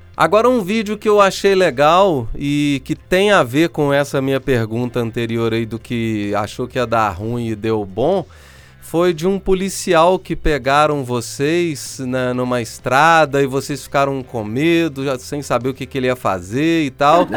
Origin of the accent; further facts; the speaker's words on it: Minas Gerais, Brazil; E eu sou mineiro, tá? Então eu falo o trem ficou bom porque eu sou mineiro